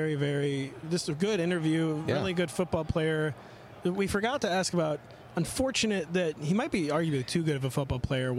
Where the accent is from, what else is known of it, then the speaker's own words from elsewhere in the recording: St. Louis, Missouri, United States; I'm from St. Louis.